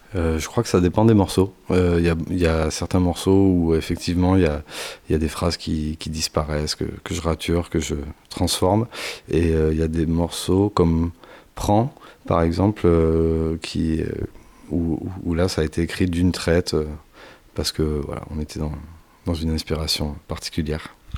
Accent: near Bordeaux, Nouvelle-Aquitaine, France; On est du coin, on est de la Nouvelle-Aquitaine pour faire large et, plus précisément vers Bordeaux

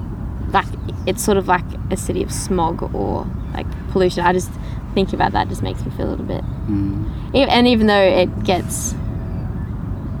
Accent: Hunter Valley, New South Wales, Australia; I grew up in the Hunter Valley

